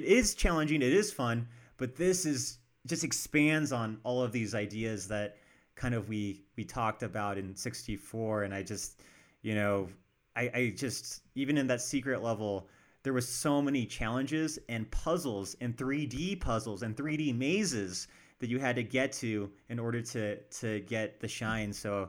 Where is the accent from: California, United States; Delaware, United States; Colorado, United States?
Colorado, United States; Denver; we're from Denver, by the way.